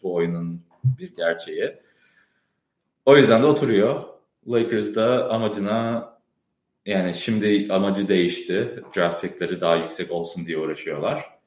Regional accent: Chicago, Illinois, United States; moved away as an adult; now in Boston, United States; Ben Chicago'da doğdum, büyüdüm. O yüzden yani Türkçemde bir aksan falan duyabiliyorsunuz.

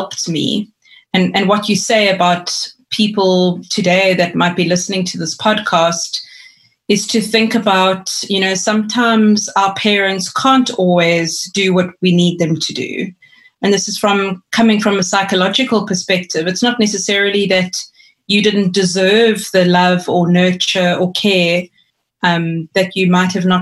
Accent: East London, Eastern Cape, South Africa; I grew up in East London in the Eastern Cape

